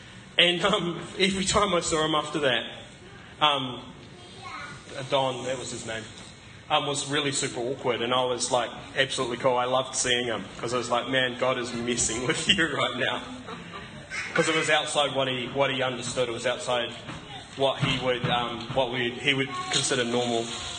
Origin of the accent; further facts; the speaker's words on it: Scotland, United Kingdom; And I'm also Scottish, which doesn't always help with my generosity.